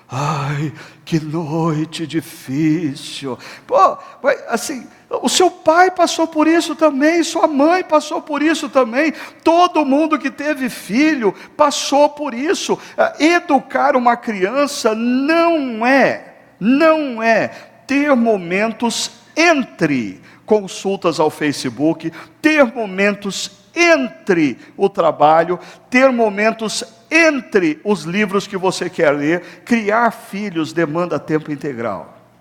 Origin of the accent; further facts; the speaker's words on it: Brazil; como brasileiros